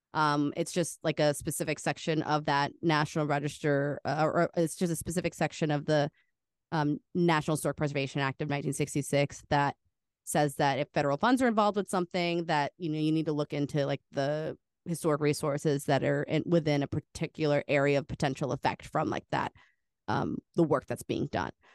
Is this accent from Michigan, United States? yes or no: no; Cincinnati, Ohio, United States; Cincinnati, um, where I, I live